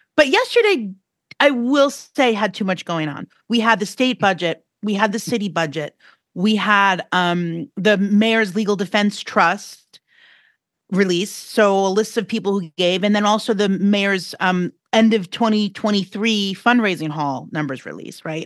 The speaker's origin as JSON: {"language": "English", "town": "New York City", "region": "New York", "country": "United States", "said": "I'm a New Yorker"}